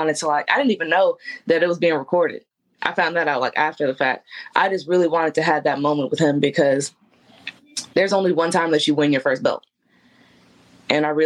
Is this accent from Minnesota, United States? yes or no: no; Memphis, Tennessee, United States; I was there from Memphis